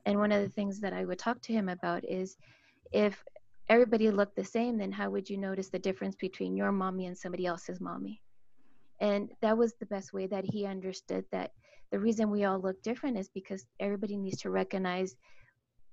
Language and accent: English; Mexico; now in Utah, United States; I am Mexican and my husband is Samoan.